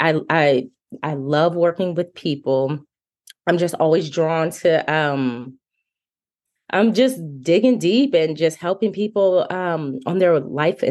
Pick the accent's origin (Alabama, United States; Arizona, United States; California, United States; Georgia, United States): Arizona, United States; Phoenix; moved away as an adult; now in Nashville, United States; I'm originally from Phoenix, Arizona, recently relocated to Nashville, Tennessee.